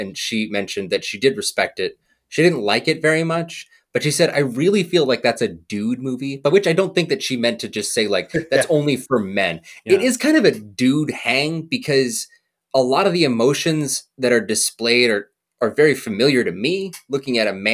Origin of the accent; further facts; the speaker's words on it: Wyoming, United States; moved away; also born or lived in California; I'm from the American West. I'm actually from Wyoming